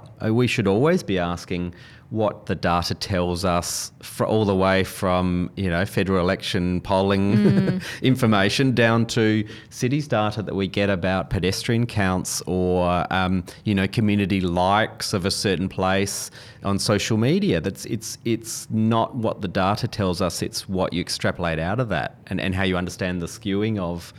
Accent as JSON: {"language": "English", "town": "Adelaide", "region": "South Australia", "country": "Australia", "tie": "born or raised there", "lives_now": "Melbourne, Australia", "said": "And I'm not a Melbournian. I grew up in Adelaide, live in Melbourne now."}